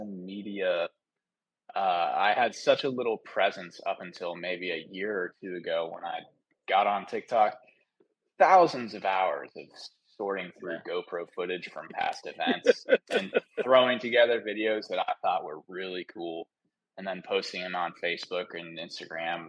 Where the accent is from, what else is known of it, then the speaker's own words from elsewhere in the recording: Cincinnati, Ohio, United States; now in Florida, United States; I'm from Cincinnati, Ohio